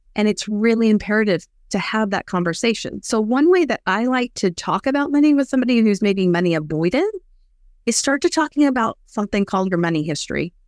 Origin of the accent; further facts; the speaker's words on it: West Texas, United States; I grew up in West Texas